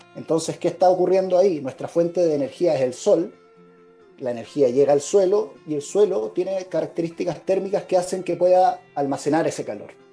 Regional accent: Copiapó, Atacama, Chile; Yo soy de Copiapó y actualmente vivo en la región de Atacama

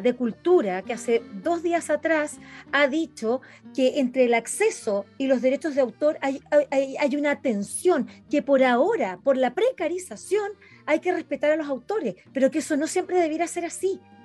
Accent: Chile; como chileno

